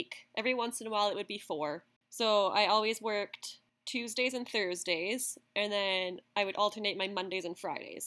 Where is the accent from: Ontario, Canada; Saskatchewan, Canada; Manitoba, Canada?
Manitoba, Canada; Russell; also born or lived in Australia / Guatemala / Scotland; I'm from Canada.